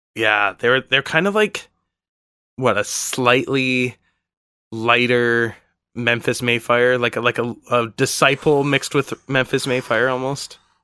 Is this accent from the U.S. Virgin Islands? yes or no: no; Canada; I was from Canada